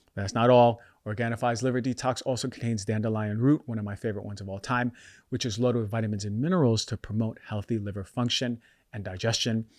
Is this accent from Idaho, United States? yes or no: no; New York, United States; moved away as an adult; also born or lived in Philadelphia / Bay Area; growing up in New York